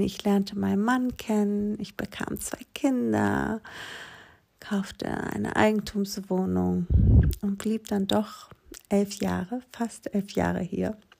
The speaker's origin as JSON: {"language": "German", "town": "Aegina", "region": "Attica", "country": "Greece", "tie": "born or raised there", "second_language": "German", "moved": "as an adult", "lives_now": "Germany", "said": "diese kleine griechische Insel, wo ich aufgewachsen bin, Egina die liegt gegenüber von Athen"}